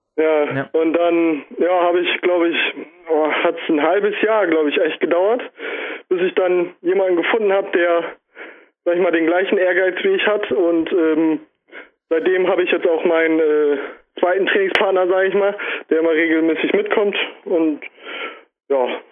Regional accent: Bremen, Germany; ich komme aus Bremen.

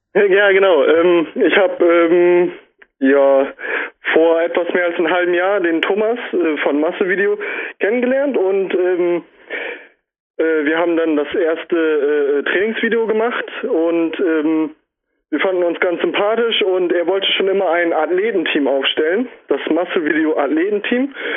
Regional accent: Bremen, Germany; ich komme aus Bremen.

